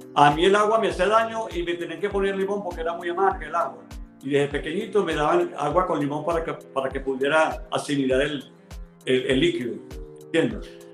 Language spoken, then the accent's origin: Spanish; Turén, Portuguesa, Venezuela; also born or lived in Barquisimeto; yo nací en Barquisimeto, y mi primer paso, mi crianza, eh, mi formación desde el hogar, la recibí haciendo los pininos allá en Turén.